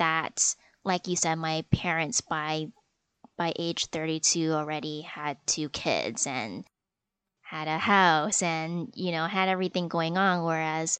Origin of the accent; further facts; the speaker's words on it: Canada; I am Chinese Canadian. I mean, I guess more specifically, I guess Malaysian, because my parents are from Malaysia